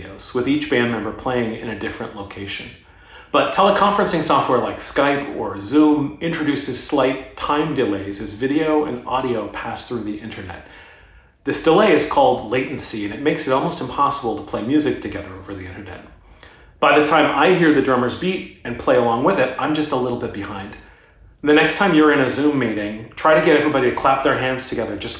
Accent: Tacoma, Washington, United States; also born or lived in Vermont; now in San Antonio, United States; we were high school friends in Tacoma, Washington.

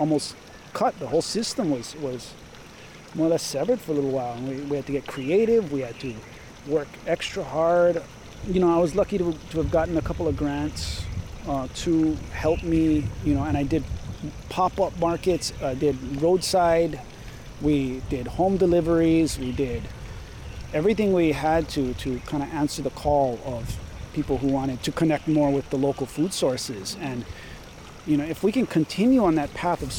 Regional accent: Kaʻalaea, Oʻahu, Hawaii, United States; born or raised there

